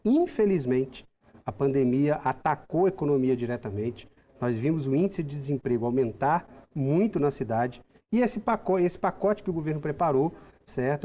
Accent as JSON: {"language": "Portuguese", "country": "Brazil", "said": "Nós somos brasileiros"}